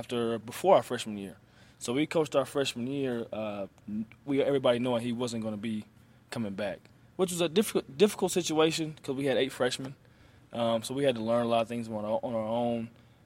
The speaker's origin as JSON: {"language": "English", "town": "Arlington", "region": "Texas", "country": "United States", "tie": "born or raised there", "also_born_or_lived": "Colorado / Germany / Croatia / Greece", "moved": "as an adult", "said": "So born and raised in Arlington, Texas. Both my parents still live there."}